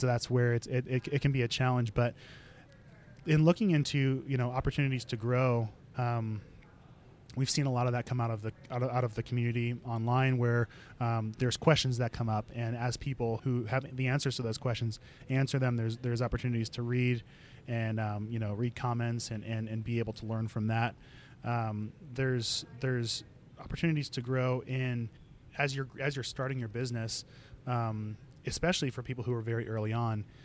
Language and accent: English; Chicago, Illinois, United States; I'm originally from Chicago. I grew up there with a large family.